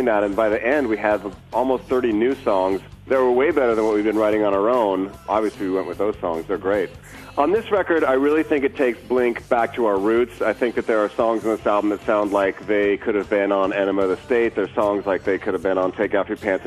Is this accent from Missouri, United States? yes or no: no; Southern California, United States; growing up in Southern California